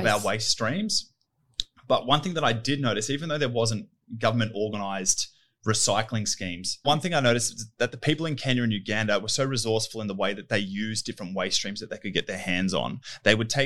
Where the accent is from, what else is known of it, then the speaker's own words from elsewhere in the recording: Richmond, New South Wales, Australia; I grew up in Richmond, Windsor, Western Sydney. Spent all my schooling life there.